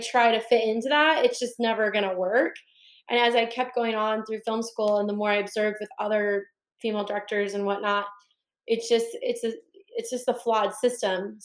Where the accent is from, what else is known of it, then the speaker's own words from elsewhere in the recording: Northern California, United States; I'm from Northern California